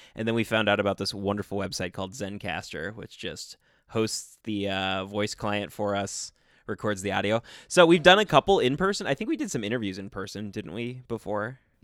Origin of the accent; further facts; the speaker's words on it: Minnesota, United States; most of us are Minnesota natives